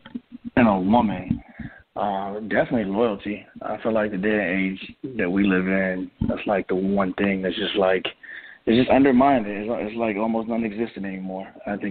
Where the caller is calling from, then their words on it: Virginia, United States; I'm calling from Virginia.